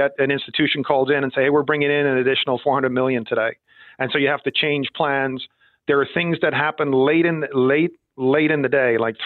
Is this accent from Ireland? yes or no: yes; Ireland; moved away as an adult; also born or lived in Villanova, Pennsylvania; I grew up in Ireland